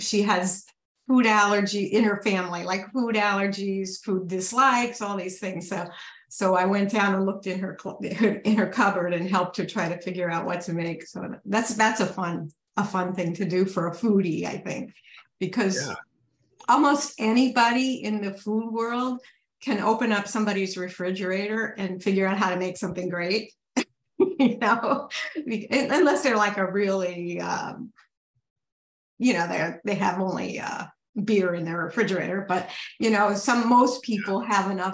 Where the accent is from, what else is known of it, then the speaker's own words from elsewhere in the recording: Ohio, United States; moved away as an adult; now in New York, United States; I grew up in Ohio. I moved to New York in long time ago, 77